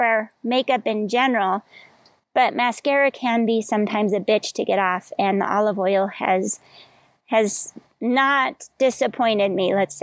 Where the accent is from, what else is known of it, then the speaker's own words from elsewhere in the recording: Colorado, United States; now in Hawaii, United States; I grew up in Colorado